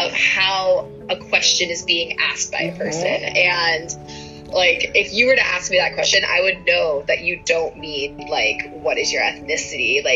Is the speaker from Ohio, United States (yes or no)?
yes; Ohio, United States; Born and raised in Ohio